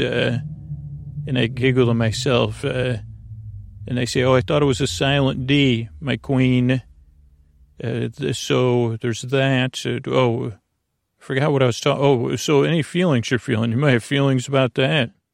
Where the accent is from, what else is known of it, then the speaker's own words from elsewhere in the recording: Long Island, New York, United States; accent: Long Island; my Long Island accent